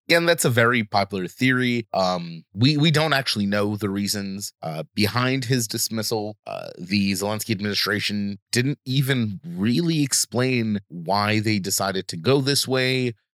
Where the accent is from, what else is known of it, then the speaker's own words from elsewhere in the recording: United States; I grew up in America